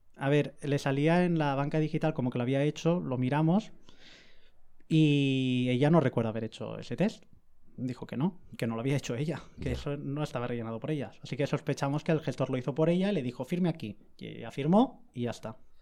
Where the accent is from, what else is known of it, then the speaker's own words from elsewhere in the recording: Alicante, Valencian Community, Spain; yo soy de Alicante